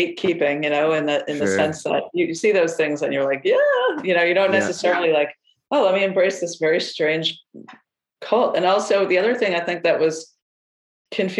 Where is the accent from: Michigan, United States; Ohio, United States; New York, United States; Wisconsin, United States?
New York, United States; upstate; I grew up in upstate New York